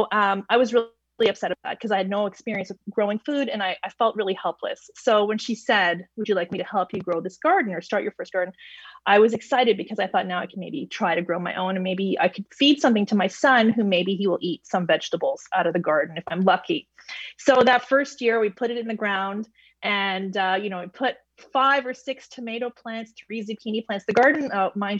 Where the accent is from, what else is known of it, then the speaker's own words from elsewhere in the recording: Toronto, Ontario, Canada; moved away as an adult; I come from Toronto